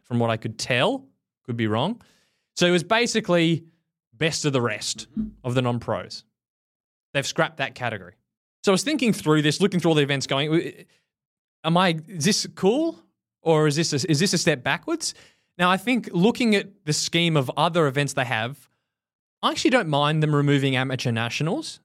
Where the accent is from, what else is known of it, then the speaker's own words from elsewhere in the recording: Australia; moved away; As an Australian